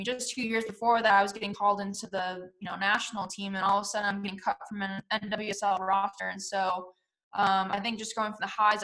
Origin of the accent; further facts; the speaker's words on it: Wisconsin, United States; moved away as an adult; also born or lived in Germany / Kansas City / Orlando / Houston; I'm from Wisconsin, obviously very cold